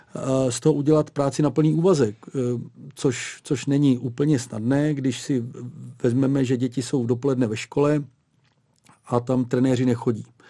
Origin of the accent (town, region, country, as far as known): Czechia